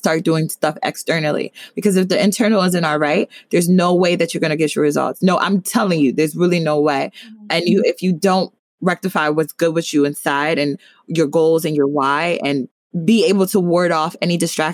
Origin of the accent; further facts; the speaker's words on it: New Jersey, United States; I'm from Jersey